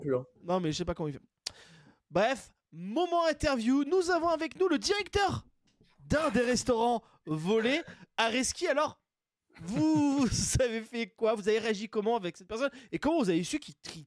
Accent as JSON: {"language": "French", "area": "Basque Country", "region": "Nouvelle-Aquitaine", "country": "France", "said": "je suis du Pays Basque"}